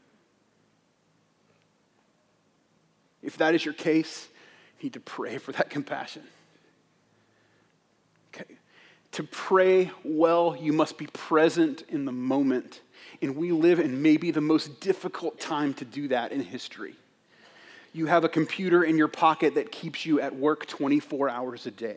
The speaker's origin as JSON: {"language": "English", "country": "United States", "said": "as an American Christian"}